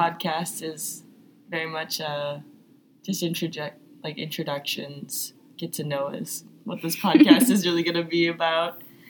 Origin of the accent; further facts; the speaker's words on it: north suburb of Chicago, Illinois, United States; moved away as an adult; now in Ohio, United States; I'm from Chicago, or a north suburb of Chicago.